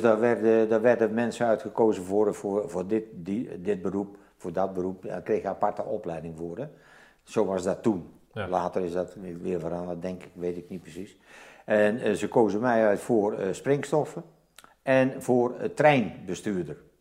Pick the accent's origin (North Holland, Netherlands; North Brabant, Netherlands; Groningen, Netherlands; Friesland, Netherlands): North Brabant, Netherlands; Zevenbergen; moved away as an adult; also born or lived in Netherlands New Guinea; Ik ben geboren in Zevenbergen, West-Brabant